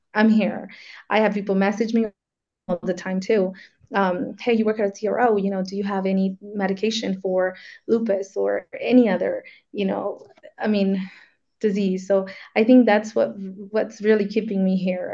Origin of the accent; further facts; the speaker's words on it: Tucson, Arizona, United States; moved away as an adult; now in Guadalajara, Mexico; I'm originally from Arizona, and um, I moved to Guadalajara with my husband